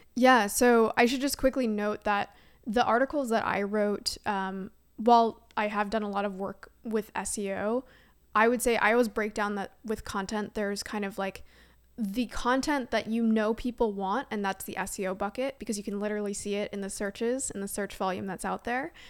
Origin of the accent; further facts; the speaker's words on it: Canada; moved away as an adult; now in San Francisco, United States; I am Canadian at heart